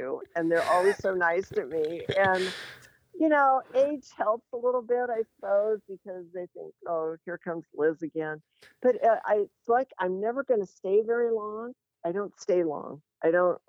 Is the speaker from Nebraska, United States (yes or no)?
yes; Lincoln, Nebraska, United States; also born or lived in Rochester, Minnesota / North Carolina; We moved to Lincoln from Rochester, Minnesota when I was in fifth grade. And I must say, I consider myself grassroots Nebraskan because I'm a Midwesterner